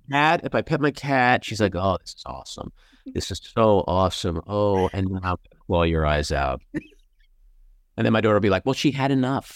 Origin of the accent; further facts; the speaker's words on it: New York City, New York, United States; I'm a kid from Queens